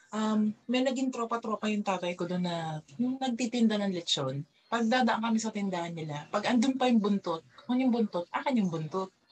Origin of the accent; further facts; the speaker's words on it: Parañaque, Metro Manila, Philippines; sa amin sa Baklaran, laking Baklaran ako eh, doon kami sa may lechonan.